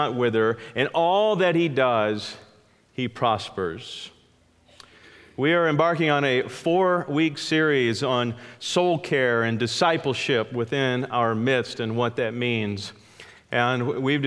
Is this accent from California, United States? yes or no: yes; California, United States; I grew up in California and had the beautiful privilege of only being about 30 minutes from the giant sequoias